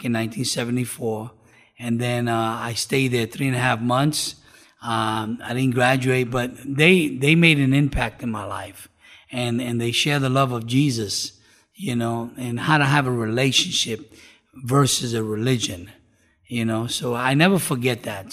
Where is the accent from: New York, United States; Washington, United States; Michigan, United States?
New York, United States; New York City; now in South Florida, United States; I was born and raised in New York City.